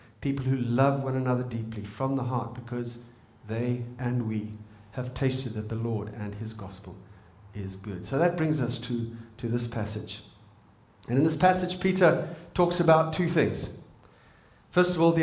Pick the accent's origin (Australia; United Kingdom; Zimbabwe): Zimbabwe; moved away; I'm from Zimbabwe